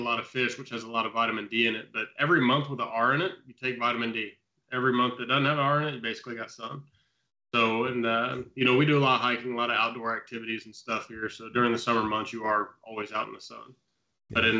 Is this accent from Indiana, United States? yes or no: yes; Indiana, United States; moved away as an adult; also born or lived in Australia; now in Oslo, Norway; I'm originally from Indiana. I come from a large farming community in the rural part of the state